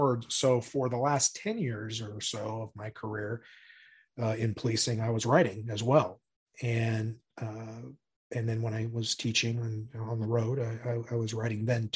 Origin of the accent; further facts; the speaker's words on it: Spokane, Washington, United States; also born or lived in California; back up in Spokane where I'm from